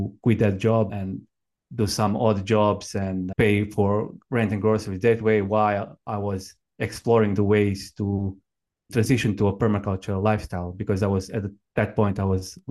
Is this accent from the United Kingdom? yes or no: no; Croatia; also born or lived in Australia; I was born in Croatia, which is, as you said, it's a small country in Southeastern Europe. And I grew up on a family farm. It was in a village that was near the capital city of Zagreb